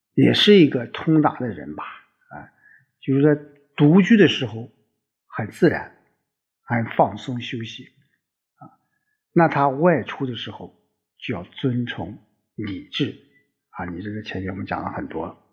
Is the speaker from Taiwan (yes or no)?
no; China; 我们中国人， 我们华夏子孙